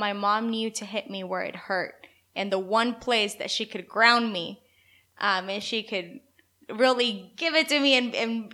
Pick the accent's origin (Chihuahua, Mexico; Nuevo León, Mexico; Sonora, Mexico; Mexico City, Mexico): Chihuahua, Mexico; Ciudad Juárez; moved away; also born or lived in El Paso, Texas; I was born in Juarez. I grew up in Juarez.